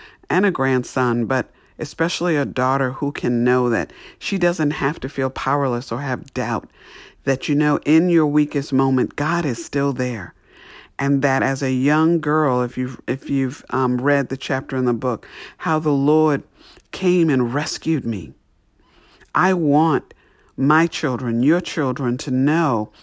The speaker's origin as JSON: {"language": "English", "region": "New York", "country": "United States", "tie": "born or raised there", "said": "I grew up in New York"}